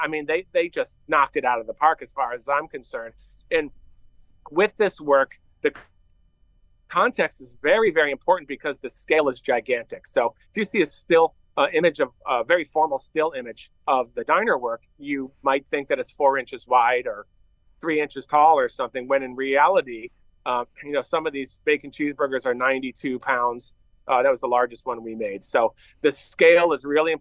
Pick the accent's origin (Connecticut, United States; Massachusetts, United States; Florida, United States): Connecticut, United States; North Haven; moved away; also born or lived in Illinois; I grew up in North Haven. My dad had a shop right next to New Haven, Connecticut